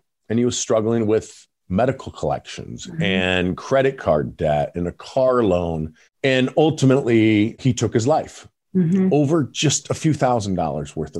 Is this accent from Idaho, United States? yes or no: yes; Parma, Idaho, United States; also born or lived in Colorado; now in Boise, United States; I grew up in Parma, Idaho, in a shack that had no running water, no electricity.